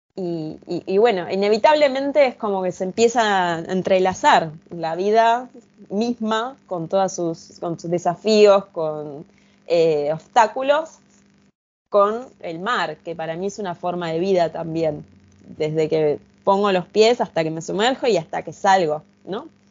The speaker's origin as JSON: {"language": "Spanish", "country": "Argentina", "said": "yo soy de Argentina"}